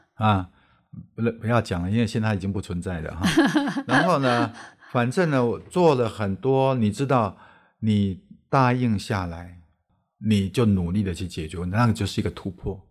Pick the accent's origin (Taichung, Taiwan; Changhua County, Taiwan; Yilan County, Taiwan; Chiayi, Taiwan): Changhua County, Taiwan; Erlin; 我小时候在乡下长大，我们那边，我，我住在彰化二林那里